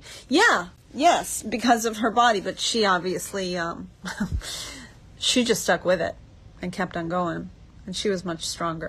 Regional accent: Miami Shores, Florida, United States; also born or lived in Hollywood, Florida / Atlanta / New York; I was born in Hollywood, Florida when I was 1.5. Our family moved to Miami Shores and we didn't leave until I graduated high school. I went to Miami Shores Elementary, and I went to Miami Country Day, and then I went to North Miami Senior High.

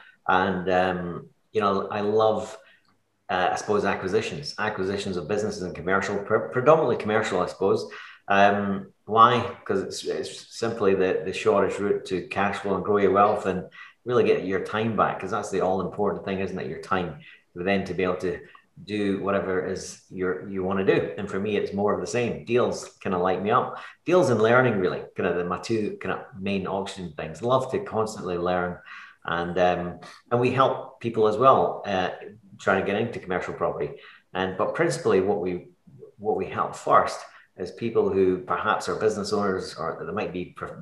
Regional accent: Edinburgh, Scotland, United Kingdom; moved away as an adult; now in Kilmacolm, United Kingdom; I grew up in Edinburgh

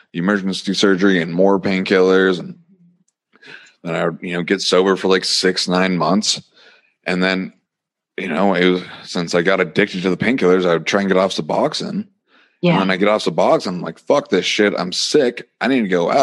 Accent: Montana, United States; it was taking a bus back to Montana after lots of crying. And, you know, I end up living in my hometown for a little bit.

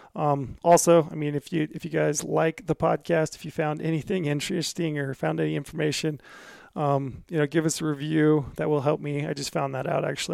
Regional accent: Utah, United States; we're both from Utah

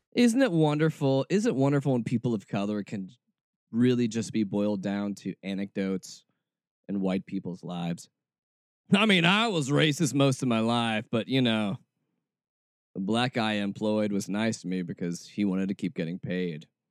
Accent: Atlanta, Georgia, United States; I was born in Atlanta, Georgia, and raised there.

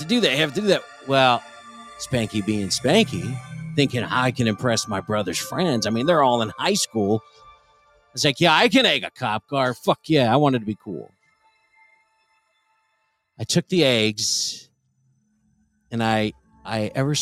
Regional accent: Colorado Springs, Colorado, United States; Colorado Springs, which by the way is where I grew up

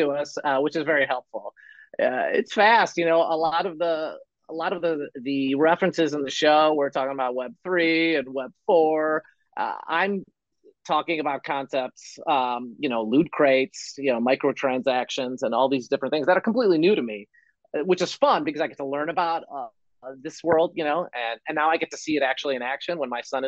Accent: Chicago, Illinois, United States; I grew up in Chicago

